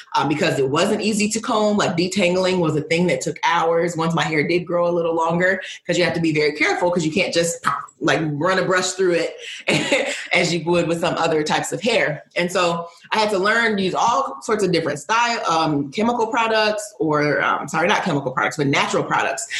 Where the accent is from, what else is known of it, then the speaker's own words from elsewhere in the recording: Midwest, United States; also born or lived in Northeast United States; now in Northeast, United States; I am a Nigerian American woman living in the United States, grew up in the Midwest, now living on the Northeast